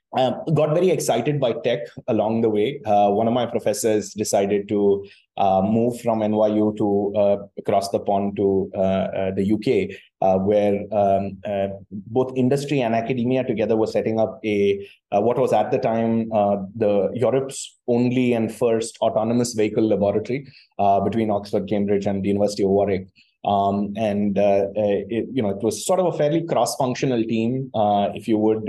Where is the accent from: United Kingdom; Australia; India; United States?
India; Chennai, Tamil Nadu; born and brought up in Chennai, um, uh, you know, fairly typical sort of middle class uh, South Indian Tamil Brahmin family